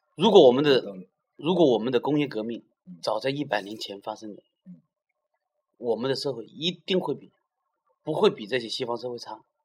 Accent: China; 我们中国人说奢侈也就等于浪费

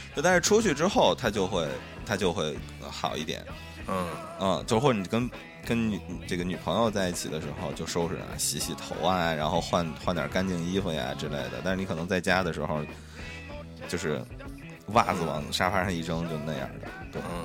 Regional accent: Shaanxi, China; 我是一个陕西人

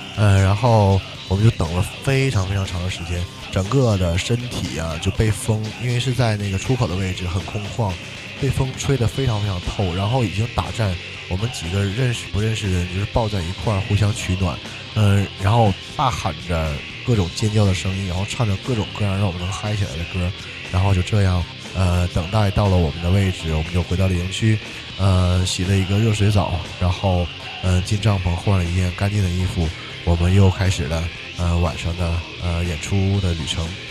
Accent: northern China, China; also born or lived in Jinzhou, Liaoning; 两个北方人都，都是跟锦州有很，怎么讲，很深关系的人们

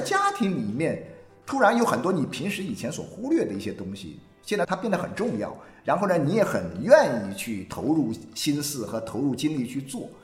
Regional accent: China; 我们嗯。中国人其实跟全世界人民都一样

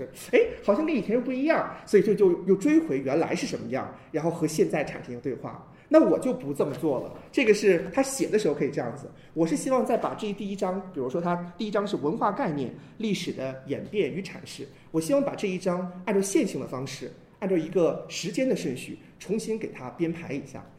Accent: China; 我们中国人其实特别喜欢一说到文化，说到我们中国文化

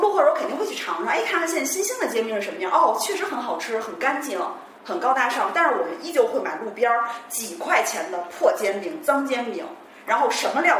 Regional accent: Beijing, China; 我是出生在北京南城宣武医院，就是牛街那块儿的那个医院

